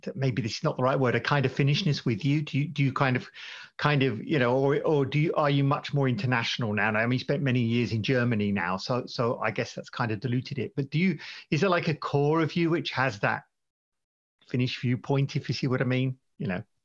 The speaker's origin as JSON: {"language": "English", "country": "United Kingdom", "also_born_or_lived": "United States", "moved": "yes", "lives_now": "Sweden", "said": "I'm, I'm British originally, I lived a long time in America and now in Sweden"}